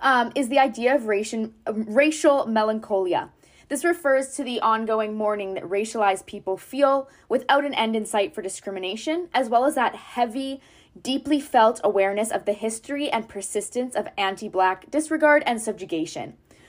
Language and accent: English; North Vancouver, British Columbia, Canada; I'm coming to you from North Vancouver. I was born and raised here